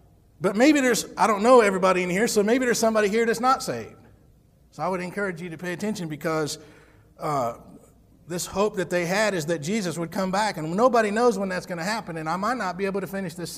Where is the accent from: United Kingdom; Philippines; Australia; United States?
United States; I'm an American just because God allowed me to be born here.